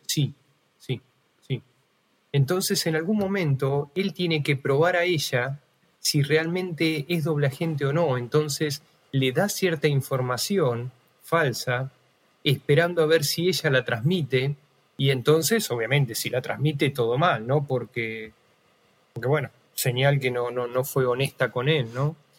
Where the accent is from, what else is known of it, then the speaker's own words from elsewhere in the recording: Argentina; somos argentinos